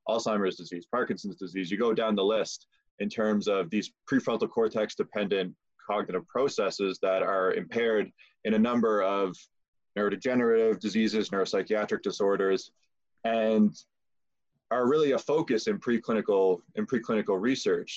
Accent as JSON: {"language": "English", "region": "Prince Edward Island", "country": "Canada", "moved": "as an adult", "lives_now": "London, Canada", "said": "I'm from Prince Edward Island."}